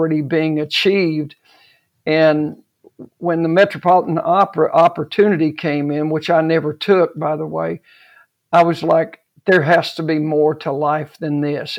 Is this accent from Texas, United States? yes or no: yes; Odessa, Texas, United States; moved away; I was raised in Odessa, Texas, which was an oil-filled town